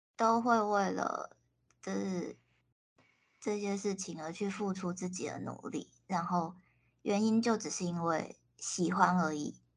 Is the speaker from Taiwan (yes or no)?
yes; Taiwan; also born or lived in Japan; 他们可能就只认识我一个台湾人